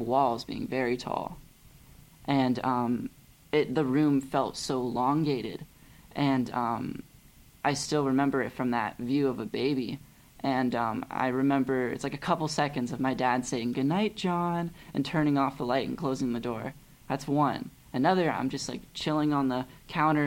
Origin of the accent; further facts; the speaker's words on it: Pasadena, California, United States; also born or lived in Glendale, California / Claremont, California; I was raised in Pasadena.